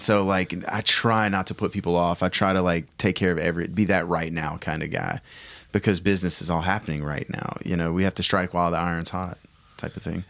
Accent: United States; being an American

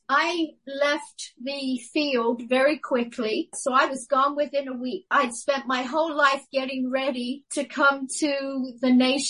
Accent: Guam; In fact, when people say to me, where did you grow up? The real truth is I grew up on Guam. I became a woman on Guam. I went there a girl.

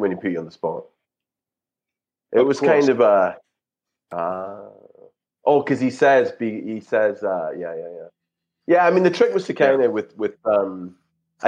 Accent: Scotland, United Kingdom; I'm from Scotland, right? So it's kind of, I'm a hill person.

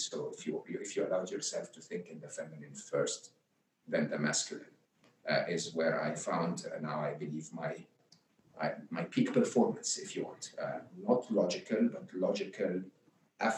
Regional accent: Egypt; where I grew up in Egypt

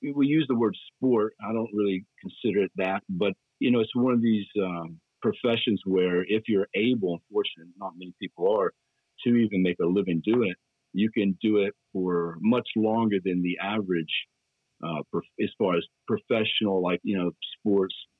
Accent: Dalton, Georgia, United States; moved away as an adult; also born or lived in Atlanta, Georgia / Knoxville, Tennessee; born and raised in Dalton

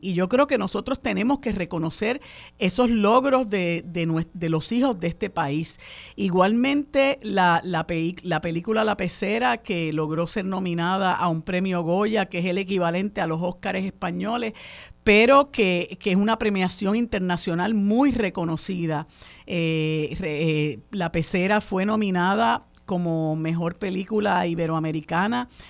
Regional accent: Puerto Rico

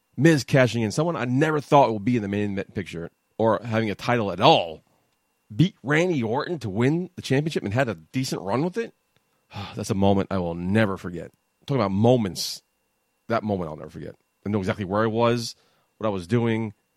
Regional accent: New York, United States; I was from New York

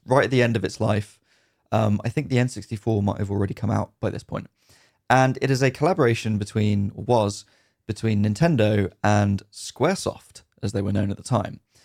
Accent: United Kingdom; definitely British

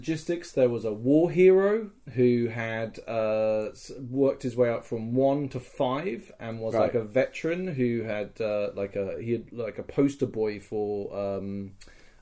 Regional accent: United Kingdom; I'm British

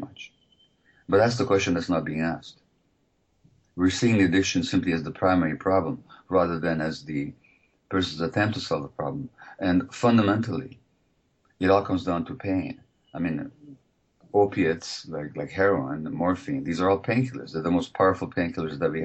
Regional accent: Hungary; moved away; I'm from originally from Hungary

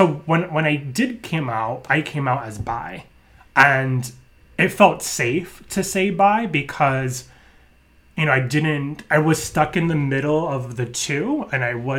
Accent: New York, United States; growing up in New York

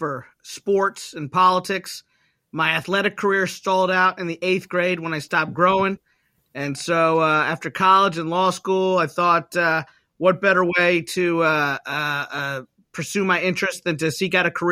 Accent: Kentucky, United States; moved away as an adult; now in Washington, D.C., United States; my home state senator, Senator Mitch McConnell of Kentucky

